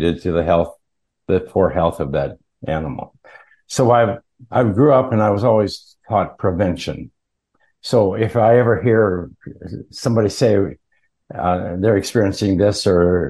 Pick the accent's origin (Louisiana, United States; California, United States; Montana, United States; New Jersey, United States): Montana, United States; I grew up in Montana, which is kind of a rural state, northern U.S.